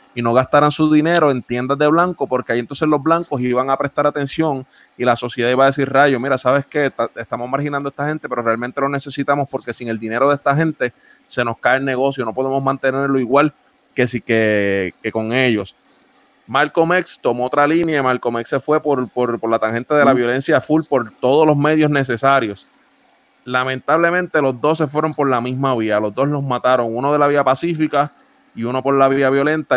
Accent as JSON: {"language": "Spanish", "country": "Puerto Rico", "moved": "yes", "lives_now": "United States", "said": "Nosotros tres somos puertorriqueños, pero vivimos en Estados Unidos"}